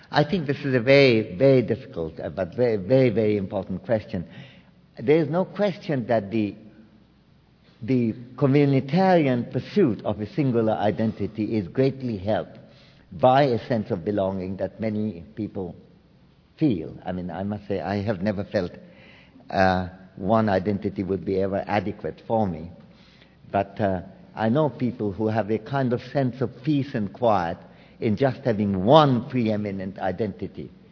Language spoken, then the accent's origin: English; Kolkata, West Bengal, India; moved away; I come from Calcutta